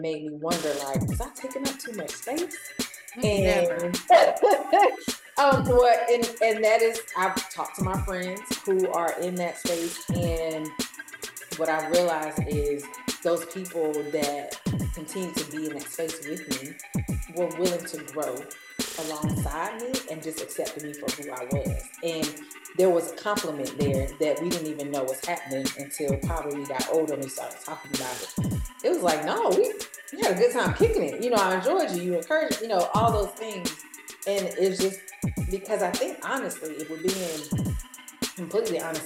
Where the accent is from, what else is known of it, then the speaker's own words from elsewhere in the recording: North Carolina, United States; moved away as an adult; now in Atlanta, United States; I'm from North Carolina.